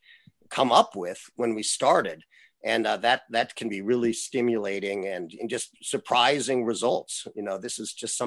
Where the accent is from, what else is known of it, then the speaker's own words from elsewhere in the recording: Berkeley, California, United States; I grew up in Berkeley